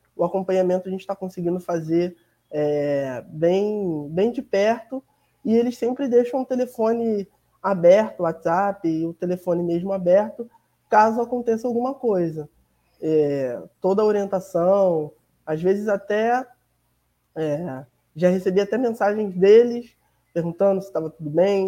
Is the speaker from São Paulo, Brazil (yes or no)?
no; Rio de Janeiro, Brazil; sou do Rio de Janeiro, moro em Milópolis, na Baixada Fluminense